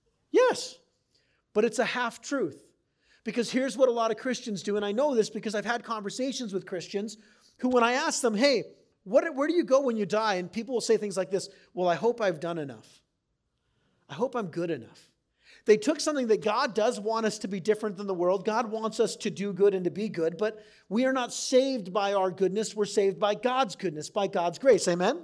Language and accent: English; San Diego, California, United States; also born or lived in Wisconsin / Maine; I grew up in San Diego for 2 years, moved to Wisconsin for 2 years, came back to San Diego, then moved to Maine for 2 years, then came back to San Diego.